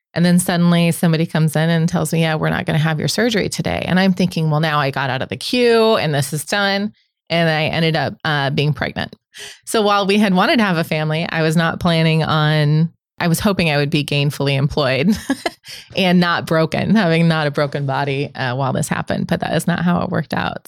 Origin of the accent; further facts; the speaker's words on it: Omaha, Nebraska, United States; I'm born and raised in Omaha. I grew up in South Omaha